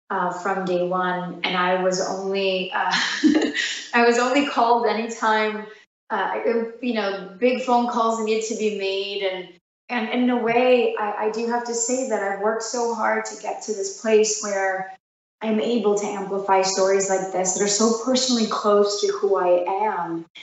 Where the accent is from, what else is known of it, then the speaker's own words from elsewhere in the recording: New York, United States; as being daughters of immigrants, even though we're from New York